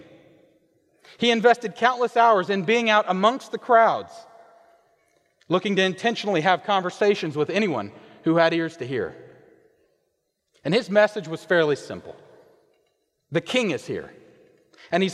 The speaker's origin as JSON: {"language": "English", "region": "Kansas", "country": "United States", "tie": "born or raised there", "moved": "yes", "said": "I am originally from Kansas. And growing up, I could stand out in our front yard and see an ocean of wheat"}